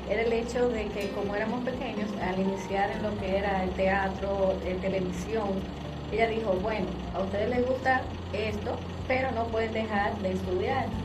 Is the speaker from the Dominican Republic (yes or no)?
yes; Dominican Republic; somos dominicanos